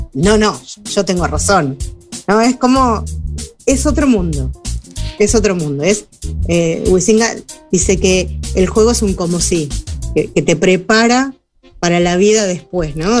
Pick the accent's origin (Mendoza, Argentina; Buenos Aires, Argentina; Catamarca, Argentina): Buenos Aires, Argentina; moved away as an adult; now in Uruguay; yo vivía en Buenos Aires, soy argentina